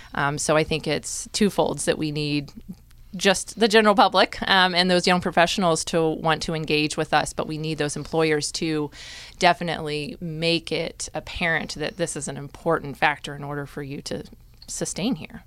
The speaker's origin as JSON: {"language": "English", "town": "Topeka", "region": "Kansas", "country": "United States", "also_born_or_lived": "Ellsworth, Kansas", "lives_now": "Manhattan, Kansas, United States", "said": "originally from Topeka, but spent a good chunk of some time out in Ellsworth, Kansas"}